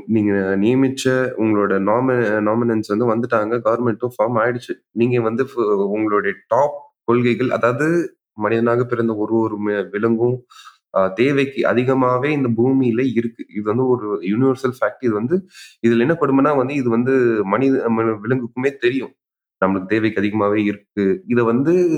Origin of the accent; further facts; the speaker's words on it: Puducherry, India; நான் பாண்டிச்சேரிக்காரன்